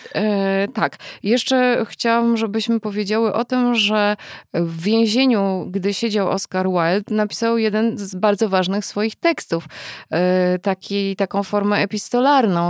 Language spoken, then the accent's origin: Polish; United States; moved away; wychowywałam się lata w Stanach